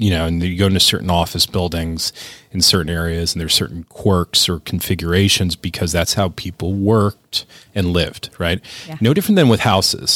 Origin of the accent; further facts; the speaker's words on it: Cleveland, Ohio, United States; also born or lived in Pittsburgh; when we moved back to Cleveland from Pittsburgh